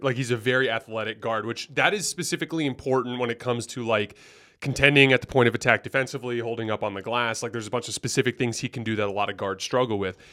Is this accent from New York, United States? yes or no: no; Tucson, Arizona, United States; I'm from Tucson, born and raised originally.